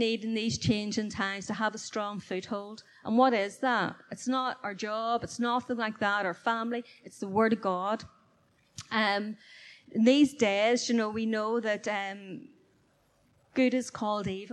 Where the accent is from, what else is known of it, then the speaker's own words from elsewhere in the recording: Belfast, Northern Ireland, United Kingdom; back in my hometown where I did live, in Belfast